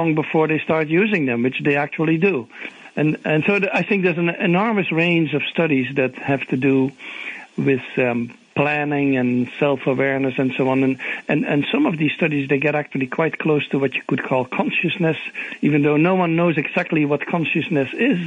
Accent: Netherlands; English is a second language; moved away as an adult; now in Atlanta, United States; my origin is I'm from the Netherlands, but I came already more than 30 years ago.

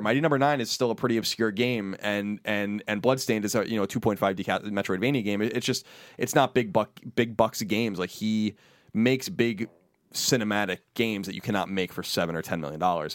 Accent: New York, United States; we're from New York

